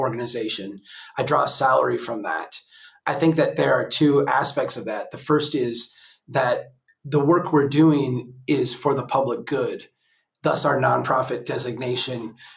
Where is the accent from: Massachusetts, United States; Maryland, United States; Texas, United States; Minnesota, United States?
Minnesota, United States; Brainerd; here in Brainerd, my hometown